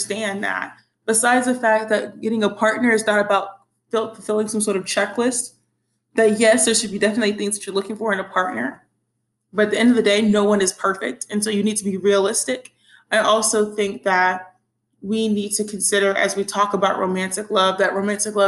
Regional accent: the Bible Belt, United States; growing up in the Bible Belt

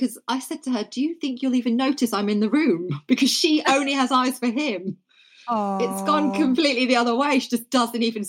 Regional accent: Norfolk, East of England, United Kingdom; I grew up in Norfolk

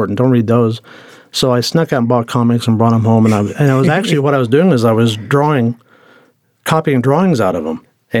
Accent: Tulsa, Oklahoma, United States; growing up in Tulsa.

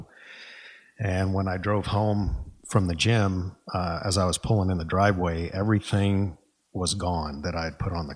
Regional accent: Boston, Massachusetts, United States; moved away as an adult; now in San Antonio, United States; I am originally from Massachusetts, the Boston area.

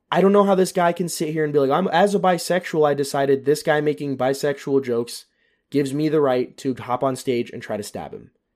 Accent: United States; moved away as an adult; now in Germany; an American that's living in Europe

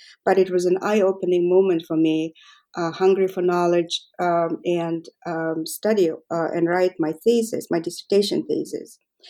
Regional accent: Mongolia; Okay, so I was born and raised in Mongolia, and I studied art history all my life, mostly European art.

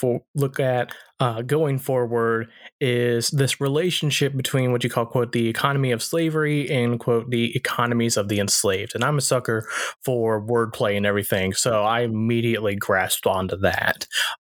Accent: the South, United States; I know myself growing up in the South and everything like that.

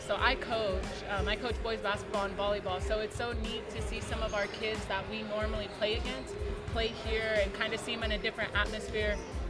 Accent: Roswell, New Mexico, United States; I'm from Roswell, New Mexico.

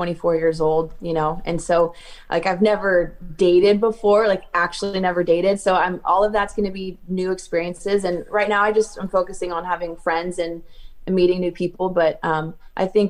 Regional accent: California, United States; growing up in California

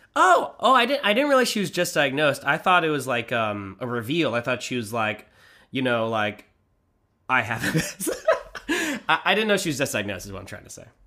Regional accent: Manhattan Beach, California, United States; we grew up in Manhattan Beach

